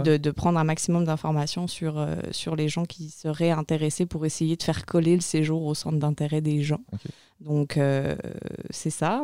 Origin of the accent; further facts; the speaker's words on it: France; moved away as an adult; also born or lived in Montreal, Canada; now in Maria-Chapdelaine, Canada; je suis française au départ. Et euh, voilà, arrivée au Canada il y a 11 ans maintenant, février 2009